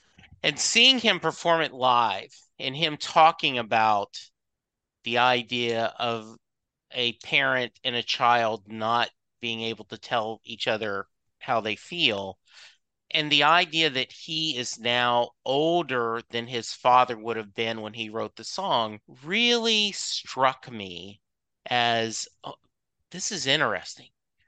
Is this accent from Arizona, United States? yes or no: no; Louisiana, United States; I was a kid growing up in Southwest Louisiana and it was AM radio only.